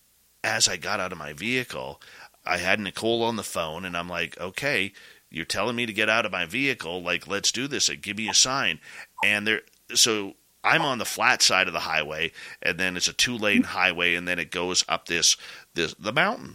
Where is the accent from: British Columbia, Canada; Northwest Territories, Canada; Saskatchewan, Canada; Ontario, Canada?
British Columbia, Canada; growing up in British Columbia, the Pacific Northwest